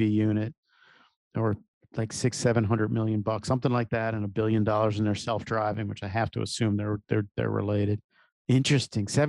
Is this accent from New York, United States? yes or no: yes; New York, United States; my home state of New York State